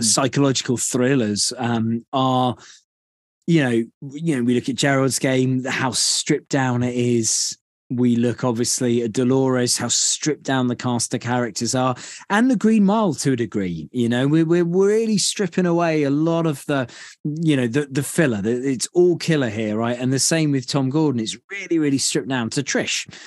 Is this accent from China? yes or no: no; United Kingdom; being a Brit